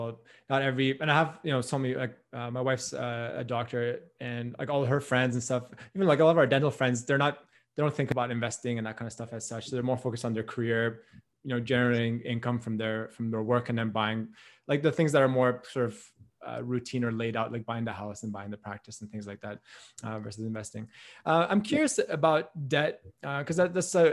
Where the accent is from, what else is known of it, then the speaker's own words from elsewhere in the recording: Canada; moved away as an adult; now in Australia; I'm from Canada. So I'm here in Australia right now